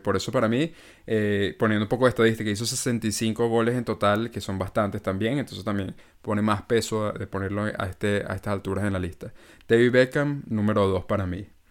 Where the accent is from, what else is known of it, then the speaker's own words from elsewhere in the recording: Venezuela; uno como venezolano